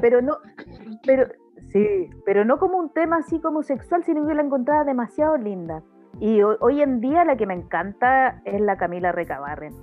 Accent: Chile; como buena chilena

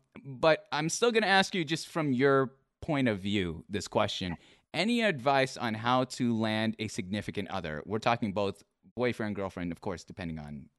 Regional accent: Philippines; like in my culture, I'm Filipino.

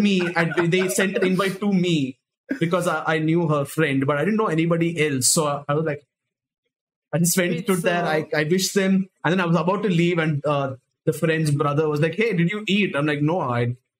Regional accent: Chennai, Tamil Nadu, India; now in Mumbai, India; we are in Mumbai. But I am from Chennai, so I think my accent is like very, very telling for any Indian

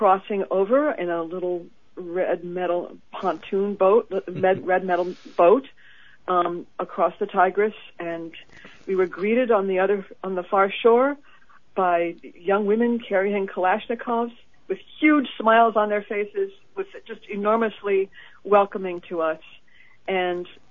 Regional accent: United States; I'm an American

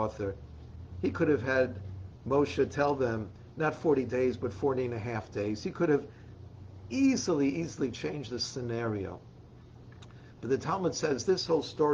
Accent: New York City, New York, United States; I grew up in the Bronx

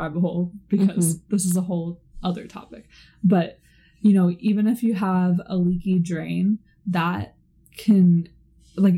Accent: Seattle, Washington, United States; I'm from Seattle.

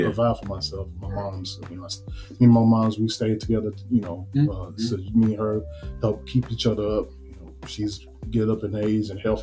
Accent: Nashville, Tennessee, United States; born and raised Nashville. Born on the east side, Shelby area

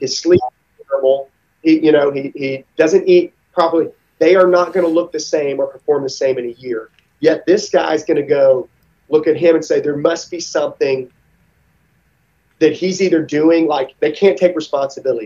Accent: Mississippi, United States; I grew up in Mississippi

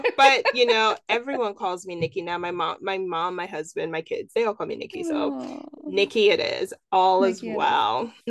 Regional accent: Nigeria; Yeah, no, you know, I'm Nigerian.

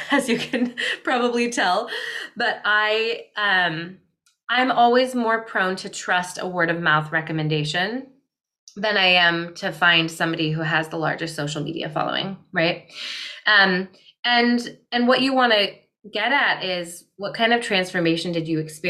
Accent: Midwest, United States; I grew up in the Midwest in more of a scarcity minded home

